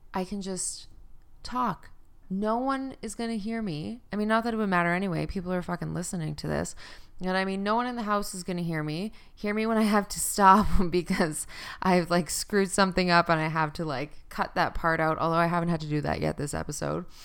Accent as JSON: {"language": "English", "country": "Canada", "also_born_or_lived": "Fort McMurray, Alberta", "said": "I used to live in Fort Mac in Alberta 'cause I'm Canadian"}